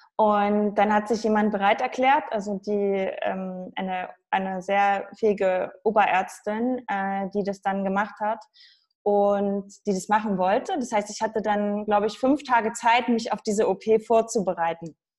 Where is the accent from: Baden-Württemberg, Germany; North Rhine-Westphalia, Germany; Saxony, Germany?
Saxony, Germany; ich komme aus Sachsen.